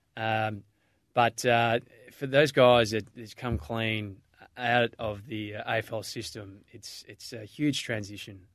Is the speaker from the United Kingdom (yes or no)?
no; Melbourne, Victoria, Australia; I grew up in Mentone in, in, uh, Bayside, Melbourne